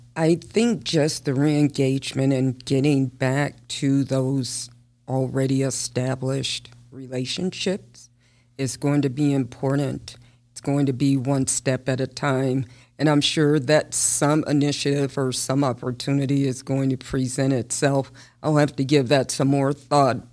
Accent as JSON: {"language": "English", "town": "Las Vegas", "region": "Nevada", "country": "United States", "tie": "born or raised there", "said": "I was born and raised here in Las Vegas"}